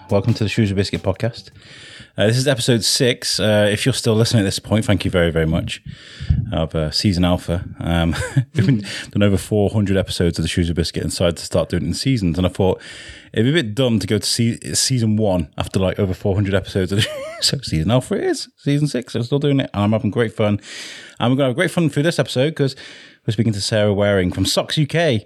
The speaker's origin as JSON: {"language": "English", "town": "Wrexham", "region": "Wales", "country": "United Kingdom", "tie": "born or raised there", "said": "growing up in Wales, in Wrexham"}